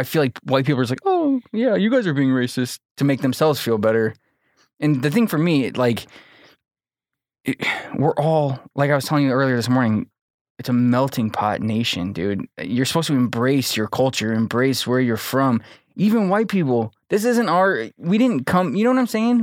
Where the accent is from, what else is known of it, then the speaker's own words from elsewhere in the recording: Manteno, Illinois, United States; I grew up in Mantino.